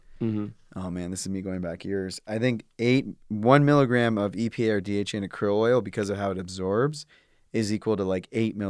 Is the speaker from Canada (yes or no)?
yes; Canada; I'm from Canada, so different healthcare system, but went to the hospital, waited hours.